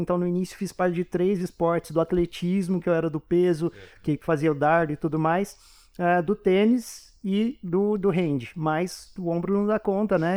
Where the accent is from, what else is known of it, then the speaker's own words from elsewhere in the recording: Poços de Caldas, Minas Gerais, Brazil; moved away as an adult; now in São Paulo, Brazil; eu sou de Poços de Caldas, não sou daqui de São Paulo estudar, estudei a minha vida toda lá